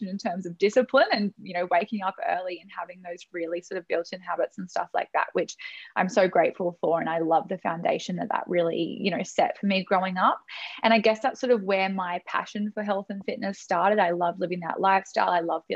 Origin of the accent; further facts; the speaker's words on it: Sunshine Coast, Queensland, Australia; I am from the Sunshine Coast in Queensland.